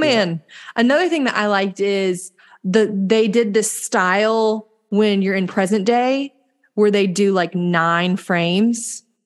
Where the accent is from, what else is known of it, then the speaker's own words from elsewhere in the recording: the South, United States; we're from the South.